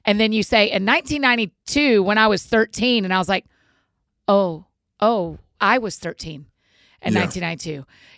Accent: the South, United States; my neighbors growing up in the South.

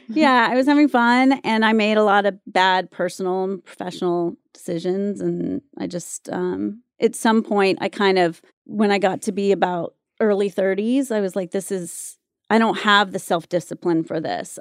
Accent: Wilmington, North Carolina, United States; also born or lived in Mississippi / Germany; I was born in Mississippi, uh, spent some time in Germany when I was really little, and then I grew up in North Carolina

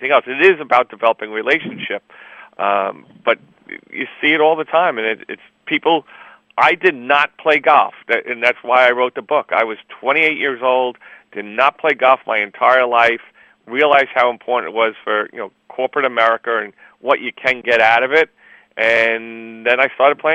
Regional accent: New York, United States; I'm from New York, too.

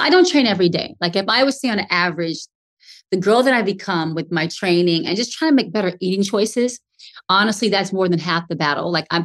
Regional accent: the South, United States; I'm from the South.

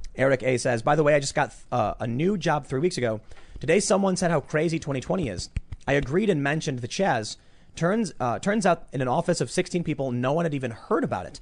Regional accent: Chicago, Illinois, United States; growing up in Chicago, very, uh, eclectic

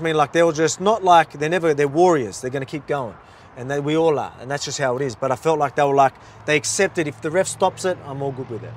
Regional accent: Australia; I'm from Australia

